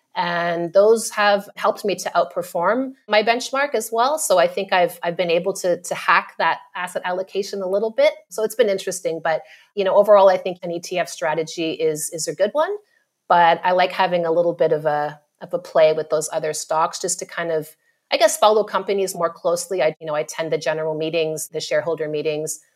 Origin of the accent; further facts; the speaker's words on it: Ottawa, Ontario, Canada; moved away as an adult; now in Australia; So Ottawa, which is the capital